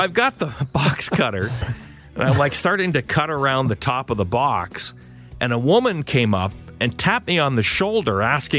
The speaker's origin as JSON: {"language": "English", "town": "Belleville", "region": "Ontario", "country": "Canada", "tie": "born or raised there", "said": "years ago when I was growing up in Belleville, I worked at Byway, a store called Byway in the Quinney Mall."}